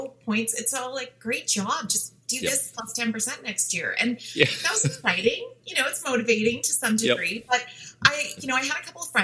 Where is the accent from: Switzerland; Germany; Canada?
Canada; Western Canada; first language English; moved away as an adult; now in Toronto, Canada; I grew up in Western Canada, so I did my undergrad at University of Calgary.